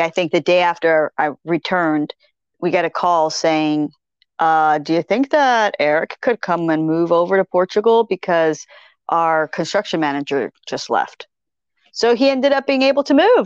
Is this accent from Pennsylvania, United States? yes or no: yes; Pennsylvania, United States; we're both from Pennsylvania